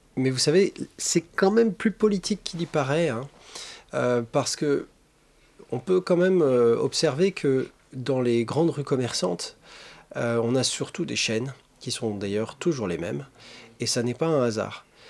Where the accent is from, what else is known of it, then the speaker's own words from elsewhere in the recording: Alsace, Grand Est, France; dans le lycée où j'étudiais euh, en Alsace